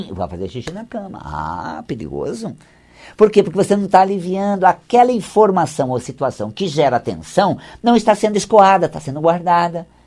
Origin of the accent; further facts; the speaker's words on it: Paraná, Brazil; Eu sou do interior do Paraná, né?